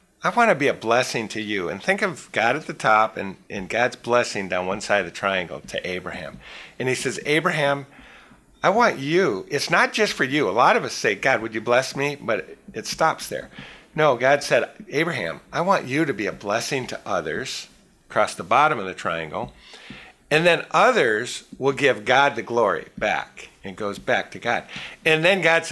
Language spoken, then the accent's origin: English; Petoskey, Michigan, United States; I'm from Northern Michigan, a little resort area, Petoskey, Michigan